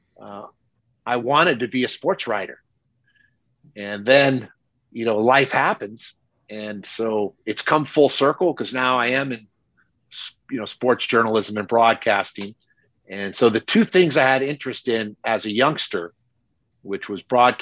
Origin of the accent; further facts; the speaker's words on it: Bay Area, California, United States; I grew up in the Bay Area with some great voices